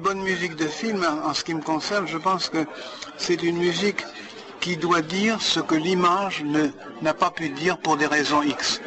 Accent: France; moved away; en tant que Français

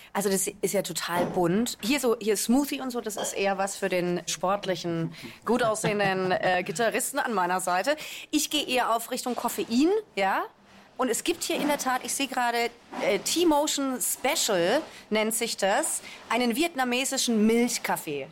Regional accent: Karlsruhe, Baden-Württemberg, Germany; now in Mannheim, Germany; Also meine Wurzeln liegen im Badischen. Ich komme ursprünglich aus Karlsruhe und dann hat es mich eben irgendwann auch nach Mannheim verschlagen

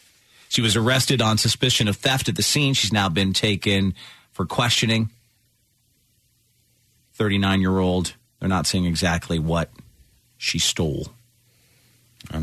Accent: Ireland; moved away; growing up in Ireland

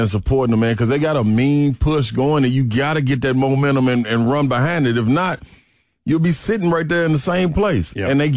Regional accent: Nashville, Tennessee, United States; Nashville kid

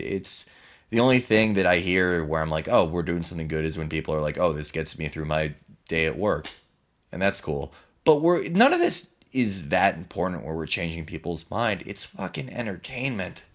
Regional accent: Chicago, Illinois, United States; I'm from Chicago

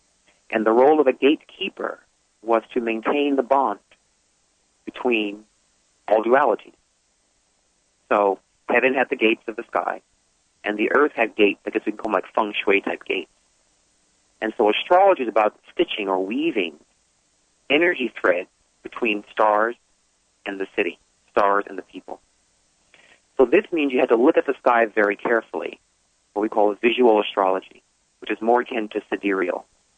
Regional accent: United States; moved away as an adult; now in Atlanta, United States; I was raised actually in New York, New Jersey area.

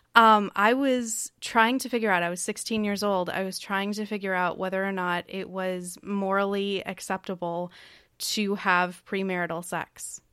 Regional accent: Kentucky, United States; also born or lived in Tennessee; I grew up, or I was born in Tennessee. I grew up in Kentucky

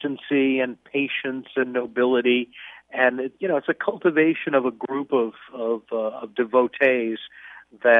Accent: outside of Chicago, Illinois, United States; moved away; I was a kid growing up outside of Chicago

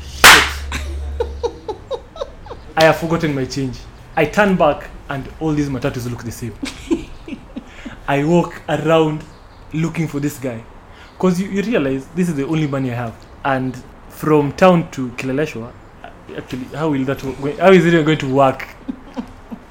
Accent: Kisumu, Kisumu County, Kenya; now in Nairobi, Kenya; I spent a lot of my childhood in Kisumu

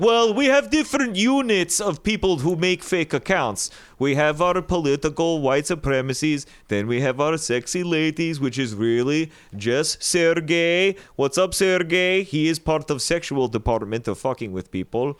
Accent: United States; I'm an American

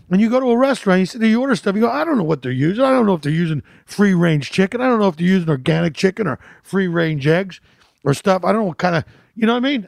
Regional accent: Philadelphia, Pennsylvania, United States; moved away; I'm from Philly, so I love a good cheesesteak

